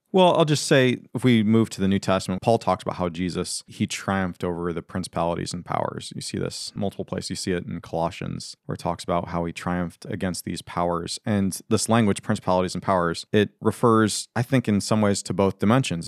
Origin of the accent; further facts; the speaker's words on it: United States; American Christians